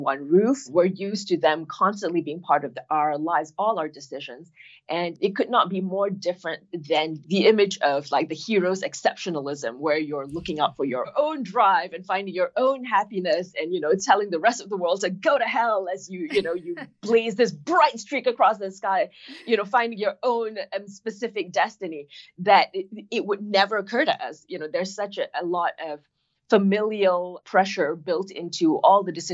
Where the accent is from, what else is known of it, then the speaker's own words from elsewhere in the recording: Kuala Lumpur, Malaysia; moved away as an adult; also born or lived in Boston, Massachusetts; now in Los Angeles, United States; growing up in Malaysia, my family is Chinese and they've been in Malaysia for a long time